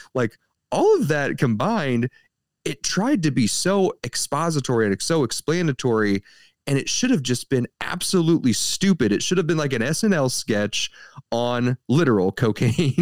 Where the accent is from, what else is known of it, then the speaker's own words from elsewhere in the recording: St. Louis, Missouri, United States; We're from the Saint Louis area. We're fifteen minutes away from downtown Saint Louis.